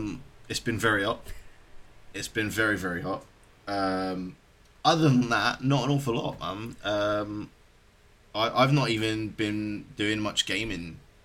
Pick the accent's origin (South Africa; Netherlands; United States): South Africa; as a South African, I do the same thing.